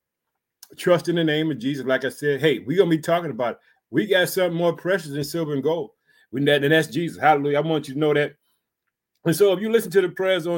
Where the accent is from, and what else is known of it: Illinois, United States; born or raised there; also born or lived in Chicago